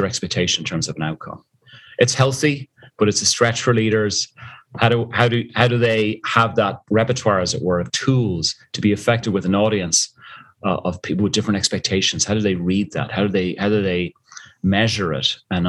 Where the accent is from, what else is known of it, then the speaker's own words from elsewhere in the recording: Dublin, Leinster, Ireland; moved away as an adult; also born or lived in South Africa; you tell from the accent, I'm originally from Dublin, Ireland, and I used to be dragged up the mountains every Sunday after Mass with my father